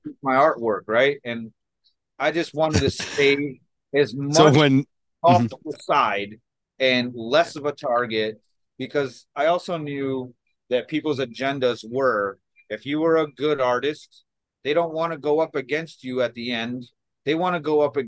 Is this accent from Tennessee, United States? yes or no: no; Chicago, Illinois, United States; I grew up in Chicago in some really rough shit in, you know, the 80s and 90s here